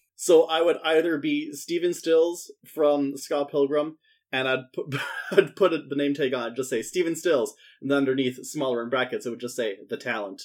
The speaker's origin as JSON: {"language": "English", "region": "Saskatchewan", "country": "Canada", "said": "I'm from Saskatchewan."}